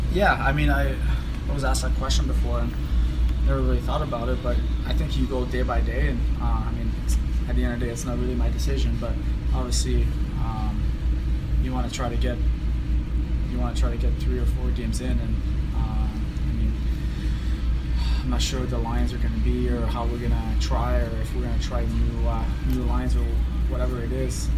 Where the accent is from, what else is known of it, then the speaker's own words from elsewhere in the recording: Hearst, Ontario, Canada; moved away; my hometown back home